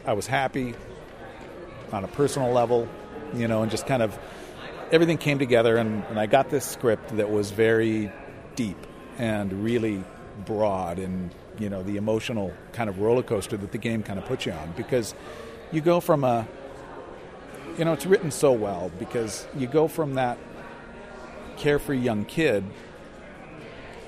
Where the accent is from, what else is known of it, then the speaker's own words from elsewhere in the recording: United States; moved away as an adult; also born or lived in Japan; I'm an American